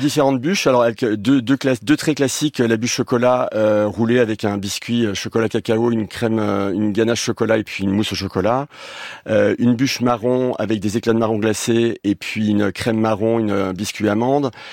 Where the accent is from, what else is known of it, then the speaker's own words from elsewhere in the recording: Lorraine, Grand Est, France; je suis lorrain